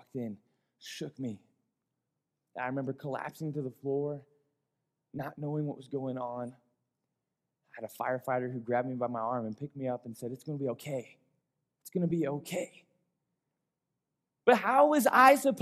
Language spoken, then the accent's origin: English; Colorado, United States; I was born and raised here in Colorado